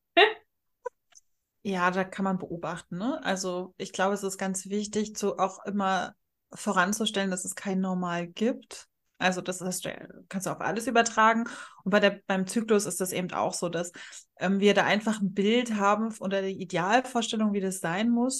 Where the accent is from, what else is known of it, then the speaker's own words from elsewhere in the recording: Rostock, Mecklenburg-Vorpommern, Germany; ich gerade in meiner Heimatstadt in Rostock